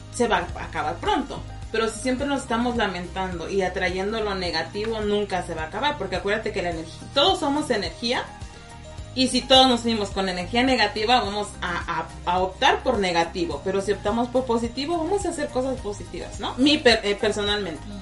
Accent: Mexico; now in United States; en México estamos acostumbrados

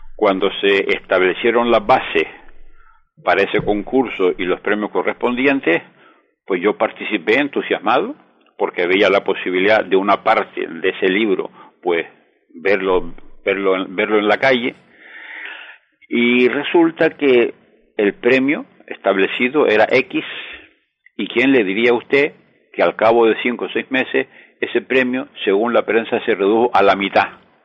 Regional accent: Gáldar, Canary Islands, Spain; mi ciudad natal, el Unión Gáldara

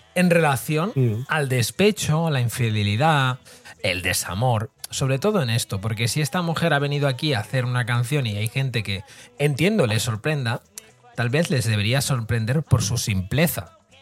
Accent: Barcelona, Catalonia, Spain; para los que somos de Barcelona

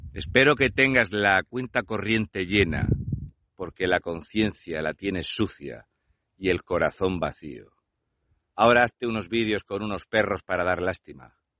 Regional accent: Spain; Soy el primer español que saqué la verdad de los campos de pateras en España

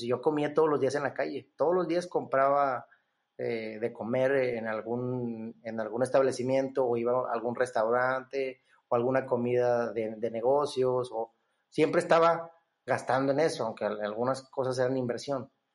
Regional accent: Monterrey, Nuevo León, Mexico; la mayoría de nosotros como, como regios

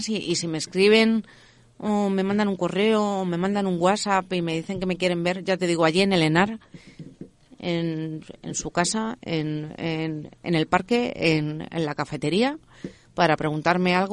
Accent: Leganés, Community of Madrid, Spain; Yo soy de Leganés. Entonces, eh, bueno, yo eh, al instituto fui a Carabanchel

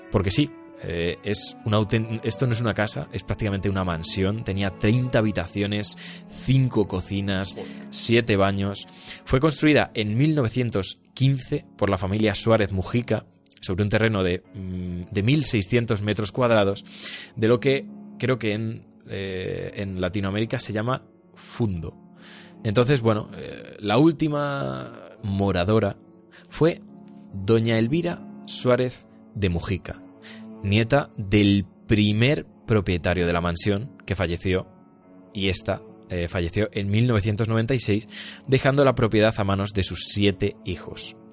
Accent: Peñaranda de Bracamonte, Castile and León, Spain; incluso en mi pueblo eh, se ha llevado mucho esto de casas encantadas. Allí en Peñalanda hay casas encantadas para, tomar, eh, dar y regalar. Y, y, también como que he crecido yo en, bueno, al fin y al cabo, en, una, en un ambiente

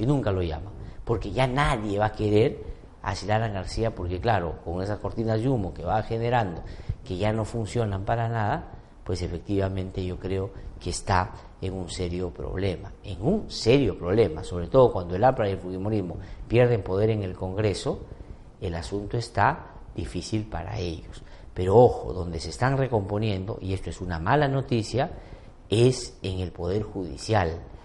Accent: Peru; lo poco memoriosos que somos los peruanos y peruanas

